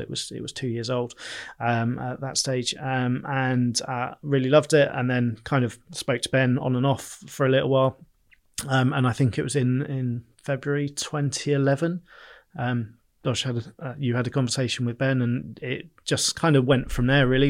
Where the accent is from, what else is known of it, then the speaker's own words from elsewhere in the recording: Bournemouth, South West England, United Kingdom; I'm from Bournemouth. I, I've always lived locally. Uh, I have, um, yeah, I, I grew up, went to Bournemouth School